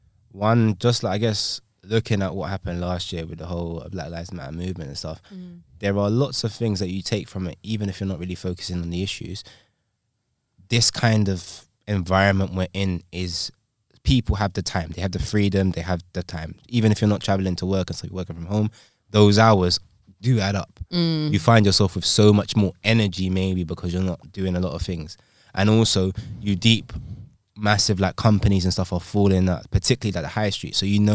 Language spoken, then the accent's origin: English; London, United Kingdom; I'm from London, bro, like, generation.